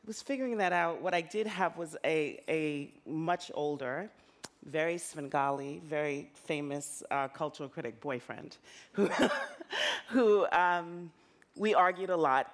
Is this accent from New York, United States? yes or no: yes; New York, United States; also born or lived in Jamaica; I felt as a kid growing up in the South Bronx, a Jamaican immigrant